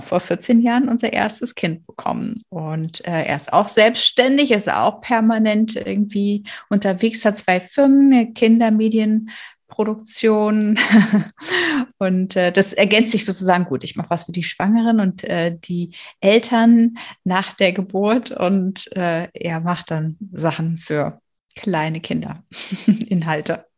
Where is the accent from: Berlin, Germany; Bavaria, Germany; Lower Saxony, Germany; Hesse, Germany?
Berlin, Germany; ich bin ja in Berlin aufgewachsen, aber auf der anderen Seite der Mauer